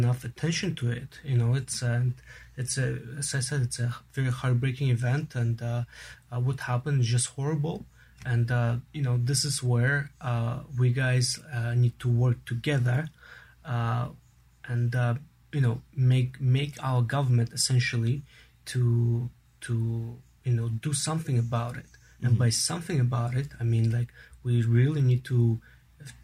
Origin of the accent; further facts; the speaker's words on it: Canada; our pride as a Canadian